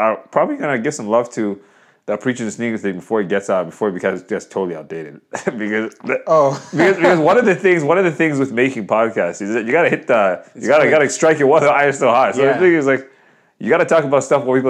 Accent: Canada; moved away; I was born in Canada.

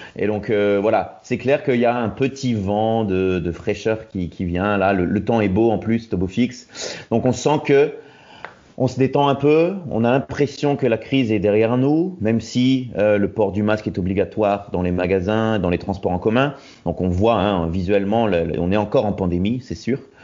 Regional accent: Roubaix, Hauts-de-France, France; moved away as an adult; now in Hamburg, Germany; Je viens du nord de la France, à la base de Roubaix

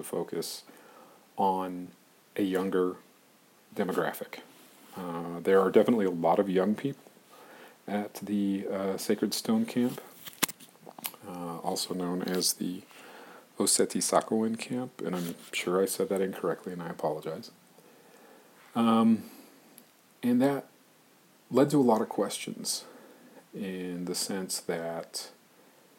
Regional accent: Arizona, United States; growing up in Arizona

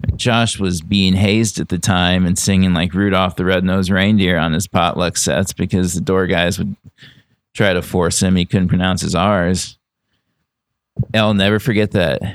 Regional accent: Iowa, United States; moved away as an adult; also born or lived in Des Moines, Iowa; now in Los Angeles, United States; I grew up in Iowa, so there wasn't really anything at the time to anywhere to go.

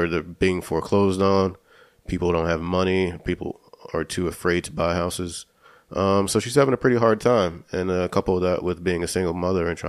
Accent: Florida, United States; we're all from Florida, so we all know like those little communities

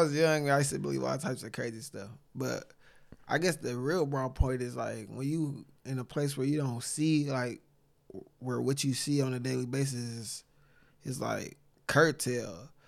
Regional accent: Saginaw, Michigan, United States; I was born and raised in Saginaw, Michigan

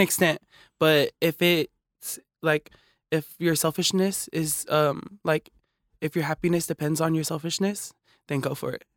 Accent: Hayward, California, United States; also born or lived in East Palo Alto; I was raised in Hayward

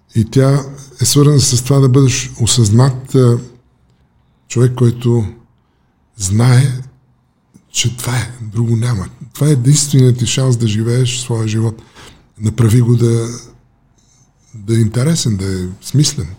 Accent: Bulgaria; moved away as an adult; also born or lived in United States; избягах от България

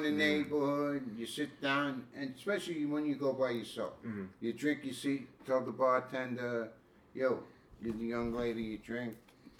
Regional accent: United States; No, I'm American.

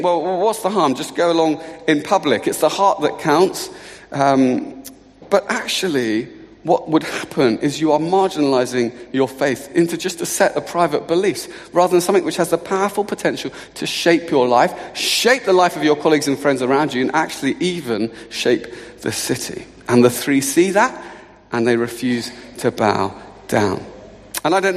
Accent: Luton, East of England, United Kingdom; I'm from Luton.

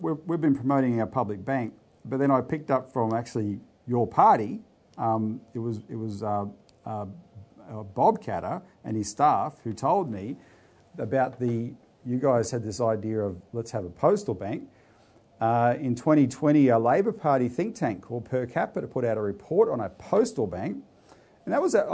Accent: Bundaberg, Queensland, Australia; also born or lived in Townsville, Queensland; now in Melbourne, Australia; I'm a Queenslander too originally. I'm talking to you from Melbourne, of course, but I was born in Townsville, but I came of age near Bundaberg and Childers there

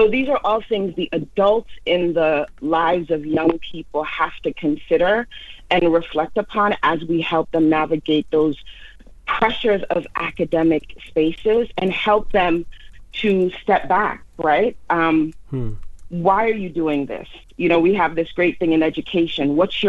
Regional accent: Jamaica; now in United States; I was an immigrant to the United States, as it said in my social media tagline. I came from Jamaica.

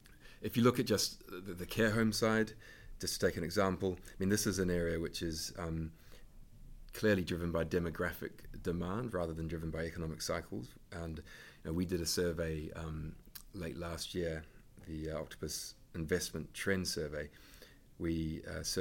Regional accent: New Zealand; now in United Kingdom; I'm from New Zealand

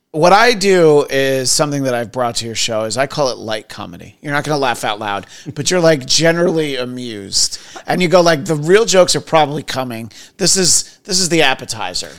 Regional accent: Middletown, New York, United States; I grew up in Middletown, New York

